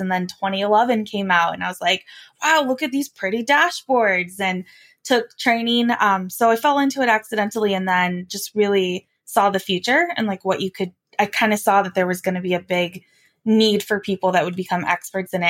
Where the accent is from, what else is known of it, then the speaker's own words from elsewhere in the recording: Wyoming, United States; I'm from Wyoming